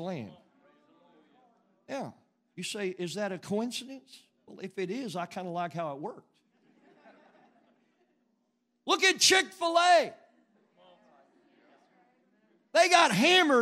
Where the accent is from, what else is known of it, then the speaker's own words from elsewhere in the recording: Western Oklahoma, United States; I grew up in Western Oklahoma